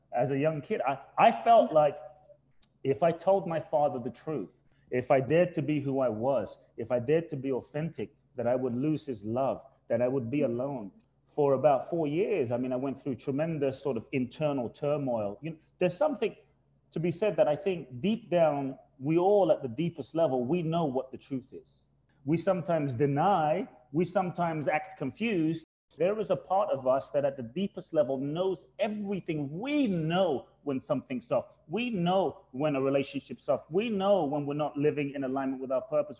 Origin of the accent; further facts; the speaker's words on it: London, United Kingdom; moved away as an adult; also born or lived in Ghana; now in United States; I was born in Ghana, West Africa. My father's from Ghana, my mother's Japanese. I grew up in London.